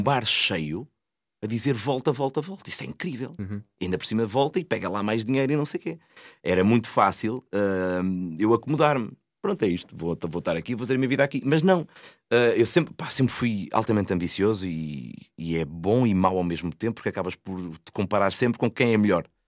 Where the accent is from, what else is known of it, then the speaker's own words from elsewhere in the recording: Santa Maria da Feira, Norte, Portugal; eu sou de Santa Maria da Feira